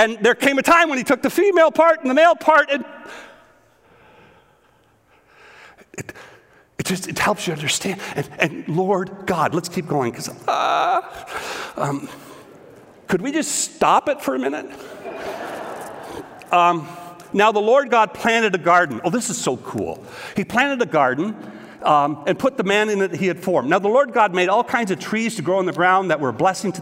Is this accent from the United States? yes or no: no; Eastern Ontario, Canada; Growing up in Eastern Ontario on a dairy farm